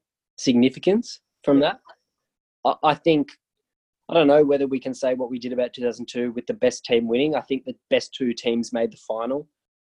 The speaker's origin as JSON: {"language": "English", "country": "Australia", "said": "As an Australian"}